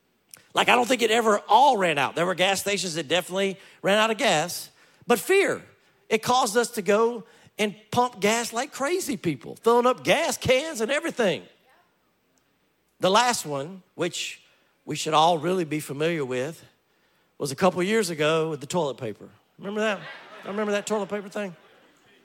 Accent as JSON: {"language": "English", "region": "Louisiana", "country": "United States", "tie": "born or raised there", "said": "I grew up in Louisiana"}